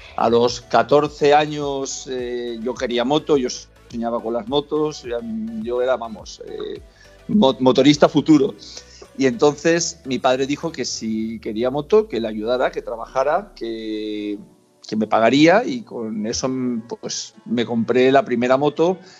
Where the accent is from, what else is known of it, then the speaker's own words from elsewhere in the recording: Spain; moved away; also born or lived in Brazil; yo soy español